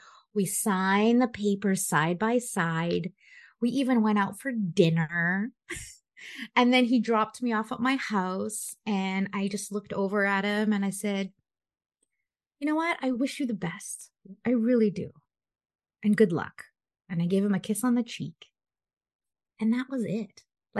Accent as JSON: {"language": "English", "country": "Philippines", "said": "being Filipino, it's all about family, having kids and babies and all that stuff and getting married."}